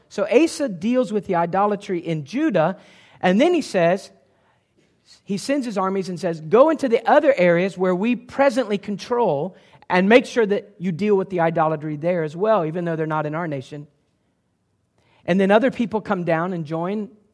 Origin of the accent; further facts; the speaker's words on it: Ohio, United States; moved away; also born or lived in Great Britain / the South (US); I'm not a Southerner, all right? I grew up in Ohio